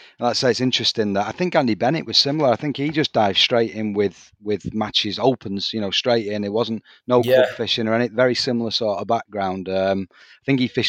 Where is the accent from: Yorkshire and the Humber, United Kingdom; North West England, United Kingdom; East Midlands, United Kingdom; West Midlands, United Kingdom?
North West England, United Kingdom; the Northwest; now in Lincolnshire, United Kingdom; I'm from the Northwest